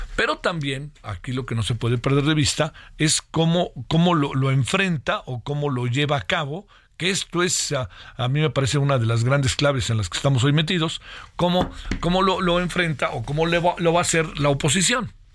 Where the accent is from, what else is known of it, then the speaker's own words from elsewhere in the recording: Mexico; somos los mexicanos